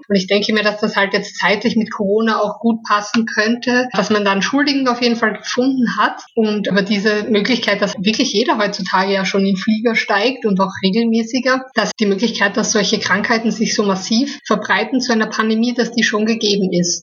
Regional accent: Styria, Austria; moved away; in meine Heimat kann, in die Steiermark

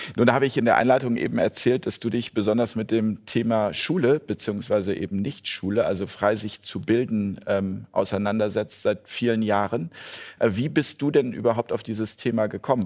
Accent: Hamburg, Germany; aus meiner Heimatstadt äh, Hamburg

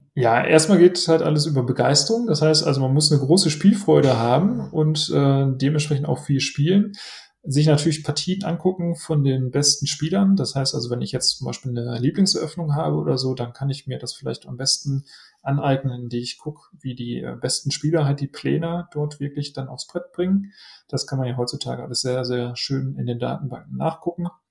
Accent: Essen, North Rhine-Westphalia, Germany; in meiner Heimatstadt in Essen

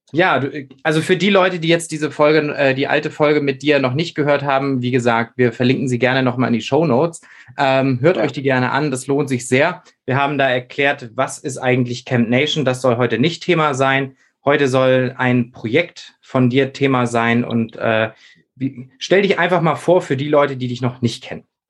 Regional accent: Schleswig-Holstein, Germany; now in Hamburg, Germany; für mich als Schleswig-Holsteiner

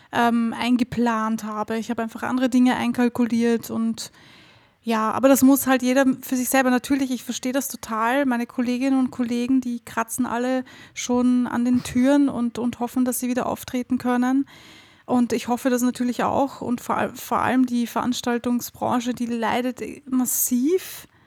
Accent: Austria; also ich weiß nicht, wie das in Deutschland ist, aber bei uns in Österreich ist das eine Katastrophe.

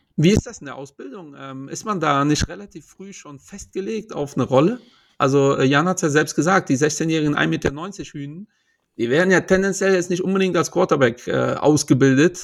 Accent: Portugal; Ich bin Portugiese

